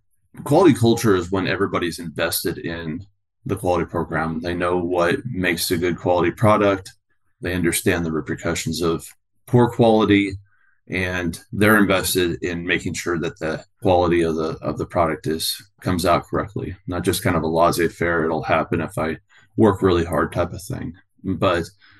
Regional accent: San Diego, California, United States; also born or lived in Louisville, Kentucky; now in Washington State, United States; I'm originally from San Diego and went in the Army, and I call Louisville, Kentucky my home.

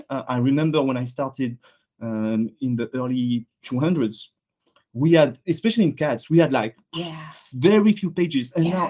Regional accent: France; accent: French; English is a second language; moved away as an adult; now in Canada; I'm a French veterinarian. Yeah. I'm sure you can hear by my accent.

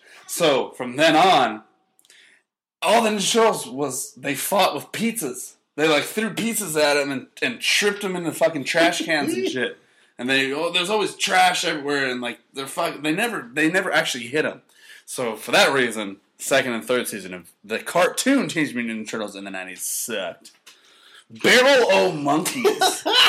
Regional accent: Canada; I'm Canadian.

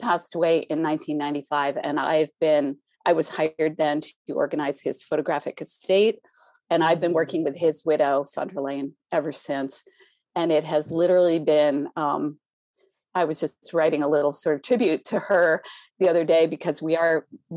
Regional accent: outside New Haven, Connecticut, United States; My parents always took me growing up outside New Haven, going to the Yale Art Museums

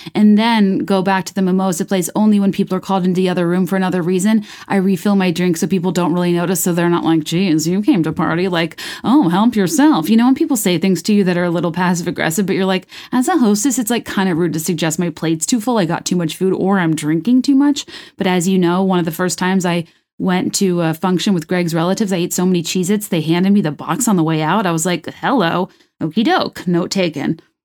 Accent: Virginia, United States; I'm from Virginia. I only know the place I grew up in.

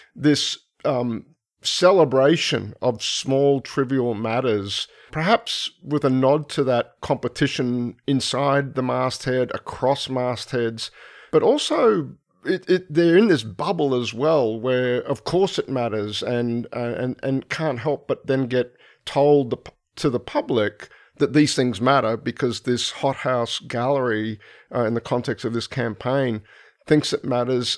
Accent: Brisbane, Queensland, Australia; moved away; I'm from Brisbane originally

